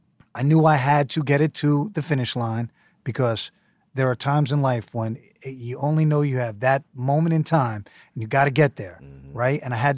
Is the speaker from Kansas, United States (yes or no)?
no; Manhattan, New York, United States; His periodic table is very Staten Island. And I'm from Manhattan. I had trouble understanding it.